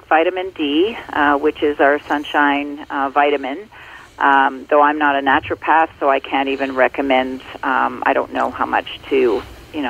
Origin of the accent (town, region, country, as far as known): Ontario, Canada; born or raised there